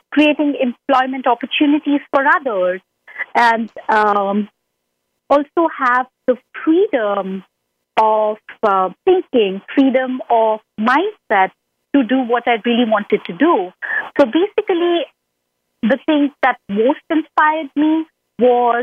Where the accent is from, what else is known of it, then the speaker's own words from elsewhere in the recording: India; now in United States; growing up in India as a teen